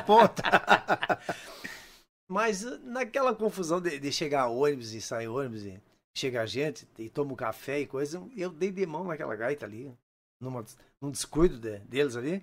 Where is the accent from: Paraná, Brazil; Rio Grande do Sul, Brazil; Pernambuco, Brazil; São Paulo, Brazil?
Rio Grande do Sul, Brazil; Unistalda; eu sou natural de Unistalda